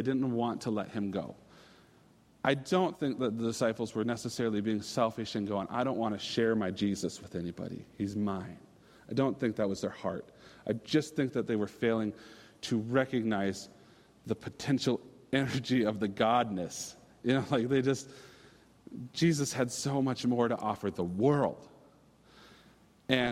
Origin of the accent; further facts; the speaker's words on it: Minnesota, United States; I'm a Minnesotan